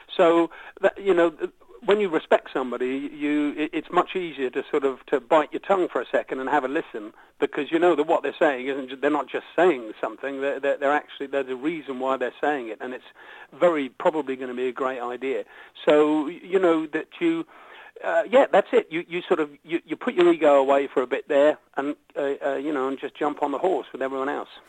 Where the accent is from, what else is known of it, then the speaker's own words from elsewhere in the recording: United Kingdom; the stuff that we've grown up with here is sort of classic British pop